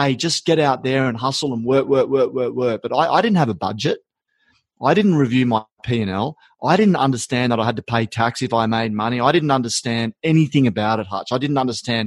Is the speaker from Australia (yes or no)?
yes; New England, New South Wales, Australia; I grew up in New England on a sheep, little bit of cattle